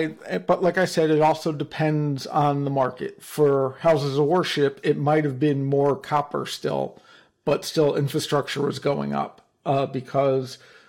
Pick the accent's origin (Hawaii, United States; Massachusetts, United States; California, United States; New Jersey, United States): New Jersey, United States; Hey, I'm from New Jersey and my father was a lawyer, so I'm allowed to say that one.